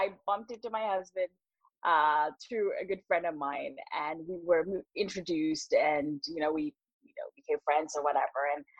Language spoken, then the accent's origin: English; London, United Kingdom; when I grew up in London, I was a lot younger and, you know, at university, childhood schooling.